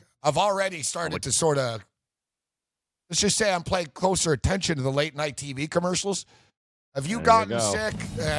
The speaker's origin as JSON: {"language": "English", "country": "Canada", "said": "And I'm Canadian."}